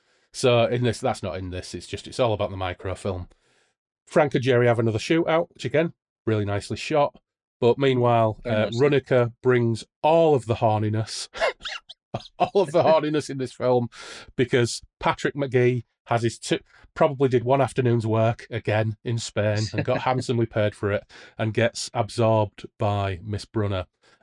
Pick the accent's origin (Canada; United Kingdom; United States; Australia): United Kingdom; Hull, Yorkshire and the Humber; I'm from Hull.